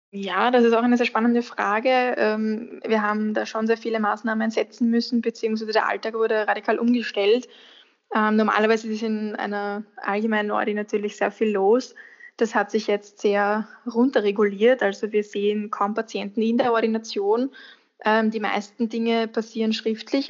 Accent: Austria; bei uns in Österreich

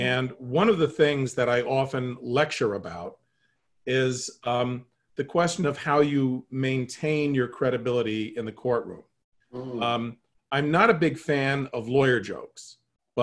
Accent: New York City, New York, United States; I grew up in an Irish immigrant family in Brooklyn

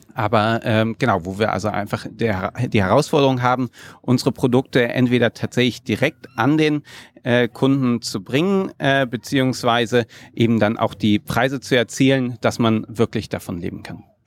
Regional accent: Magdeburg, Saxony-Anhalt, Germany; Ich bin in Magdeburg geboren

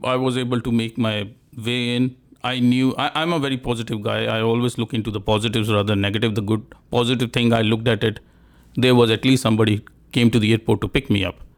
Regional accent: India; moved away; I'm from India

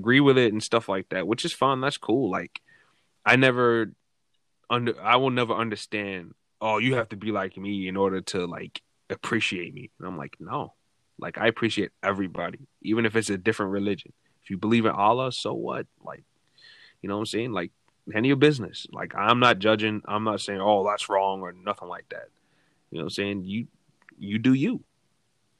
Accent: New York City, New York, United States; I'm from Brooklyn

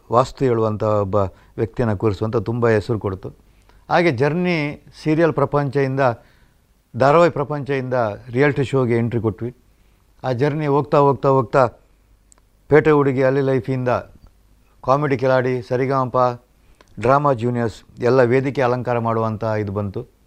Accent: Mundadi, Karnataka, India; ನನ್ನ ಊರು ಬೆಳ್ತಂಗಡಿ ತಾಲೂಕಿನ ಪಣಕಾಜೆಯ ಪಕ್ಕ ಇರುವಂಥ ಮುಂಡಾಡಿ

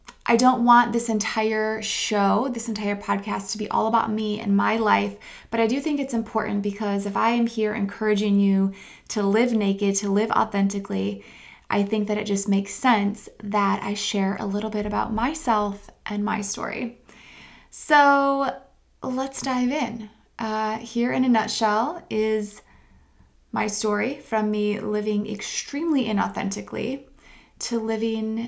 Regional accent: Midwest, United States; I grew up in the Midwest, a very conservative part of the country

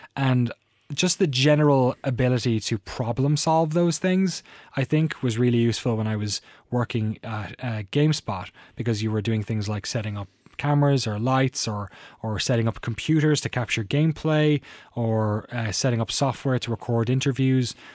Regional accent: Waterford, Munster, Ireland; moved away as an adult; now in Oakland, United States; I really loved growing up in Waterford

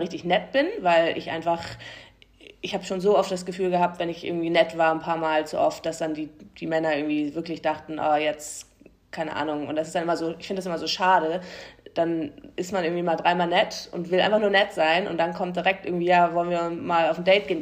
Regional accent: the North, Northern Germany, Germany; wir kommen halt alle aus dem Norden

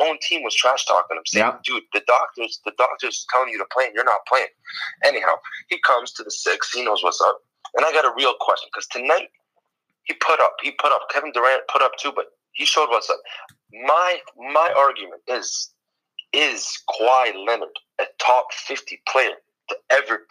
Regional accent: Dubai, United Arab Emirates; I'm just dialing in. I'm from Dubai.

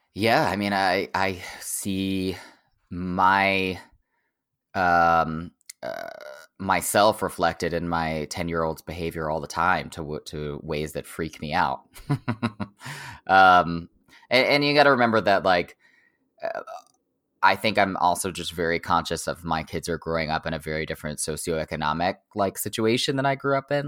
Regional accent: Oklahoma, United States; moved away as an adult; I grew up in Oklahoma, like, thirty miles from the border of Texas.

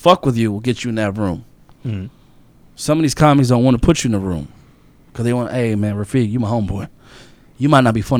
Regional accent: Florida, United States; I'm from Florida

